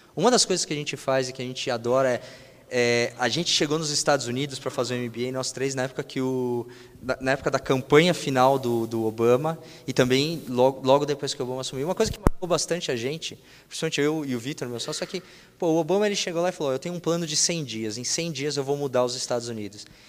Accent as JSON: {"language": "Portuguese", "country": "Brazil", "said": "somos brasileiros"}